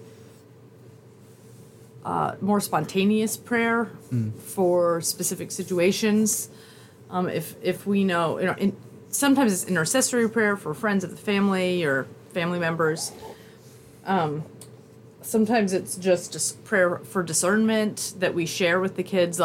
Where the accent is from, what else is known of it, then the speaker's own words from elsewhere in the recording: Michigan, United States; From my hometown